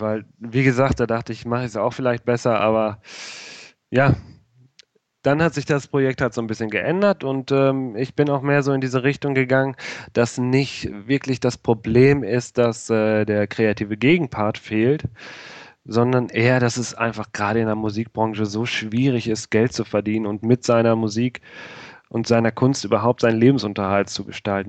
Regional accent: Rheda-Wiedenbrück, North Rhine-Westphalia, Germany; Ich komme aus Reda Wienbrück. Das ist bei Bielefeld

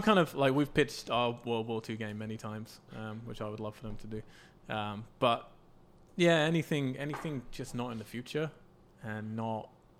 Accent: England, United Kingdom; I'm English.

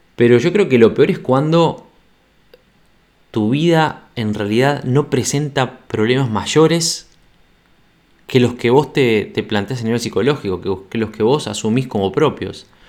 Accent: Montevideo, Uruguay; moved away as an adult

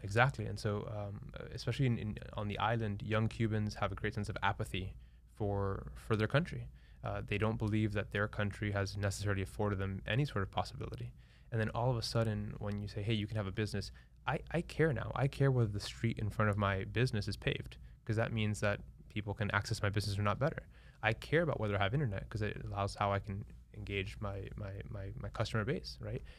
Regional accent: Miami, Florida, United States; I'm born and raised in Miami

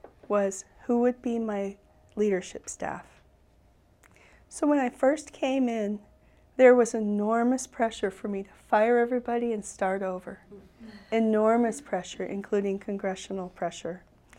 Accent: South Dakota, United States; even though I'm American Indian, I'm Rosebud Sioux

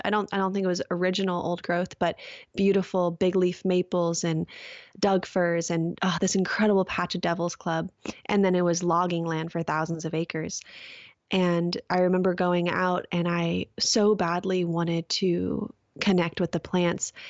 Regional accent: Orange County, California, United States; moved away; I grew up in Orange County, California

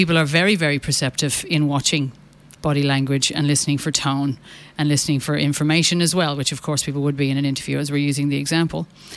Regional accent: Ireland; as an Irish Catholic

